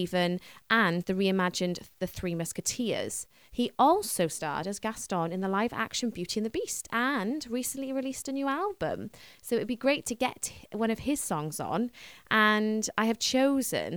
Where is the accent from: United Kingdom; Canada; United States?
United Kingdom; Wales; I think we all love being Welsh. And I'm a Welsh speaker and I absolutely love speaking the language.